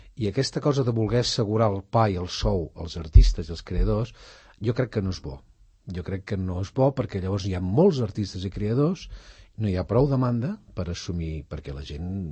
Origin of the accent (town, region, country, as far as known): Catalonia, Spain